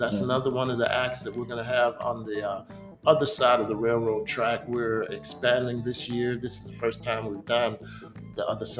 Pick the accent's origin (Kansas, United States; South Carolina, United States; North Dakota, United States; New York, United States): South Carolina, United States; Rock Hill; I grew up on Crawford Road.